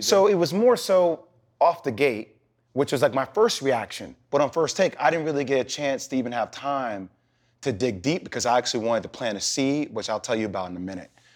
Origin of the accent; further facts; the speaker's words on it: New Jersey, United States; I'm from Jersey